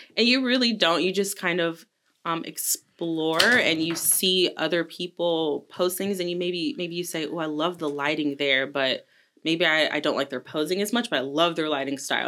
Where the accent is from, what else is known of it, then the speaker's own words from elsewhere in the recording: Delaware, Ohio, United States; now in Colombia; I am from a little town right outside of Columbus called Delaware, Ohio